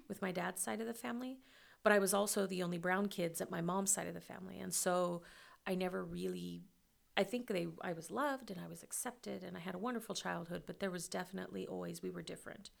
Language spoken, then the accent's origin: English; Western Kansas, United States; my hometown